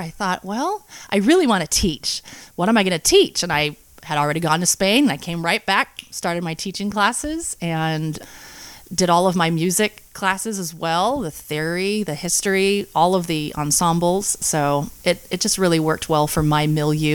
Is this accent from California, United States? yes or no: yes; Angwin, California, United States; I grew up in a little town named Angwin, and it's up on the hill